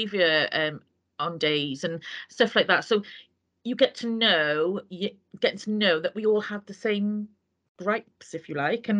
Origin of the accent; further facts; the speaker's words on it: Wales, United Kingdom; I'm not a Welsh speaker the way I'm Welsh